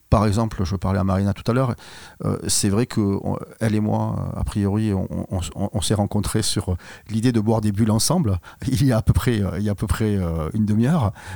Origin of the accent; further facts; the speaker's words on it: Carmaux, Occitania, France; on a grandi à, on a grandi à Carmo. Carmo, c'est le pays de Jaurès